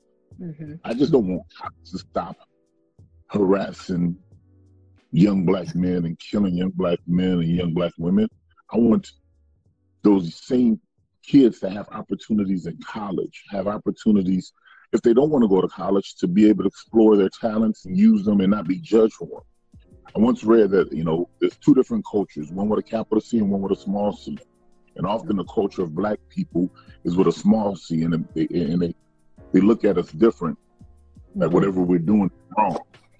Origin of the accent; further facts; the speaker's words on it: the South, United States; I know growing up in the South, for me, is these, you know, you had across the tracks where all the black folks live. And he had on the other side of the tracks where all the white folks lived.